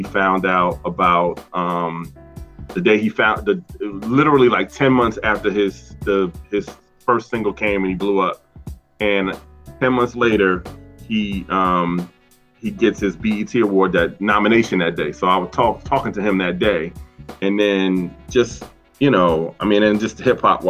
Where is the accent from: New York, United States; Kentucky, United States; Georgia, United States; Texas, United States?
New York, United States; New York City; also born or lived in Philadelphia, Pennsylvania; I was born in New York City. That's where I was raised, basically between New York and Philly.